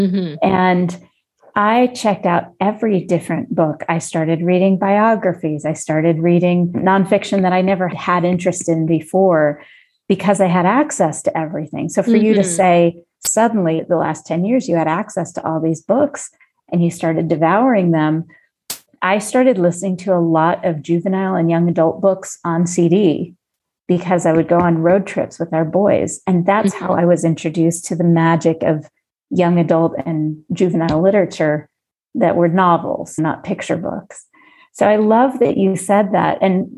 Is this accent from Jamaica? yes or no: yes; Jamaica; children's books and young adult books from growing up in Jamaica.